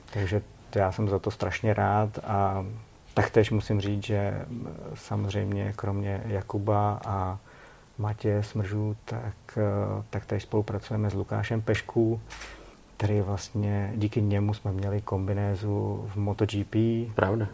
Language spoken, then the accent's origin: Czech; Czechia; my jako Češi